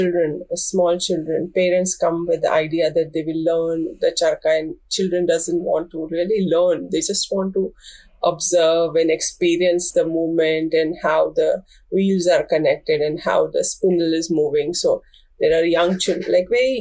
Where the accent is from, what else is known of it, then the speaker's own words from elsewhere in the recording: Gujarat, India; also born or lived in Kutch / Ahmedabad / London; I am from Gujarat.